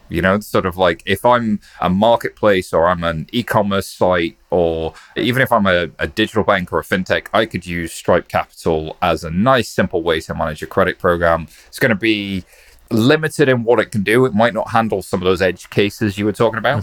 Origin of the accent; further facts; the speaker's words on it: United Kingdom; I'm just a British guy